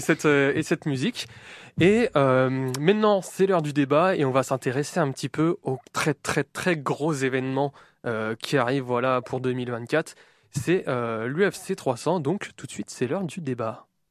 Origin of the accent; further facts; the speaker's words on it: France; nous en tant que Français